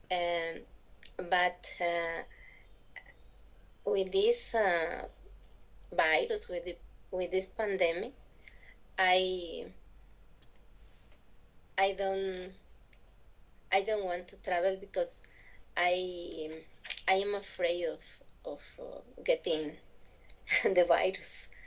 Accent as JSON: {"language": "English", "town": "Villahermosa", "region": "Tabasco", "country": "Mexico", "tie": "born or raised there", "second_language": "English", "said": "I was born in in a state of the Mexican Republic. I I'm from Tabasco, from Villahermosa"}